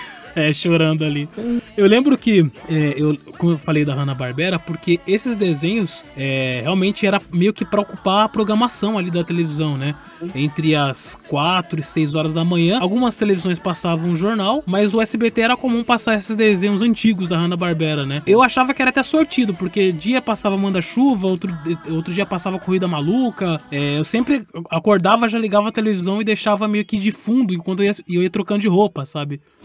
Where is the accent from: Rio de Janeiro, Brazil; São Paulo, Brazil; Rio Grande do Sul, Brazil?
São Paulo, Brazil; Eu cresci em São Paulo